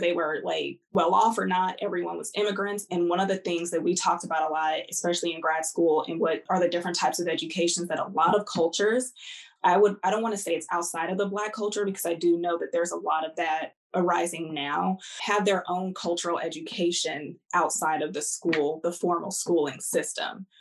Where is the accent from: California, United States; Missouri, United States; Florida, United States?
California, United States; Southern; I grew up in Southern California